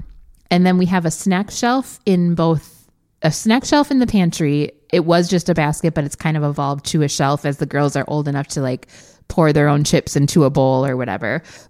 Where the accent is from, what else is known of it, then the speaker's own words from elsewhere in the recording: Wisconsin, United States; because we're from Wisconsin.